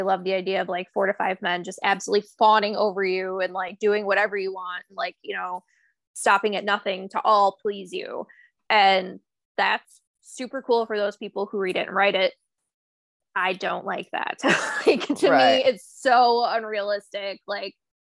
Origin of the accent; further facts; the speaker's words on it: United States; we're American